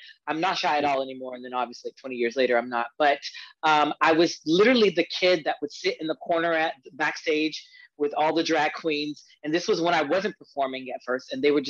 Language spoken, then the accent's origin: English; Hartsville, South Carolina, United States; now in Washington, United States; So I'm originally from smallest city. It's called Hartsville, South Carolina. And I moved to DC 21 years ago.